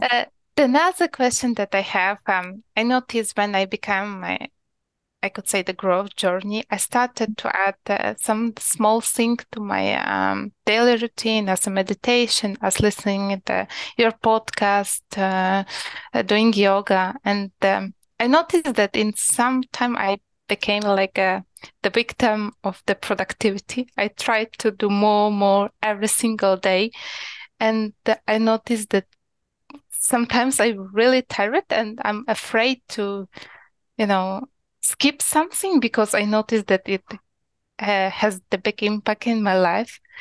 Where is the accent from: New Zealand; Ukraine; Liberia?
Ukraine; English is a second language; moved away as an adult; now in Poland; originally I'm from Ukraine, but right now I'm living in Poland for the last five years.